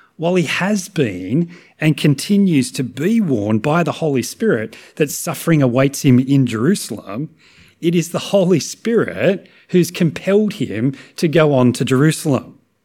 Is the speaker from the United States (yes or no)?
no; Australia; as Aussies